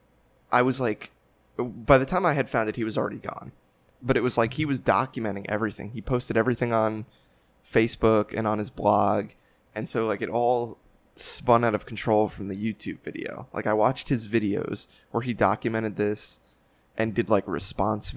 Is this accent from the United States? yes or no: yes; North Arlington, New Jersey, United States; born or raised there